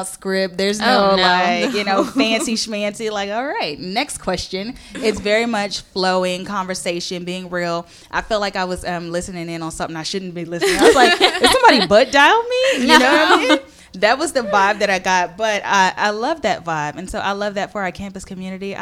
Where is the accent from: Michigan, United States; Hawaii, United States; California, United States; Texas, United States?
Texas, United States; Houston; I'm from Houston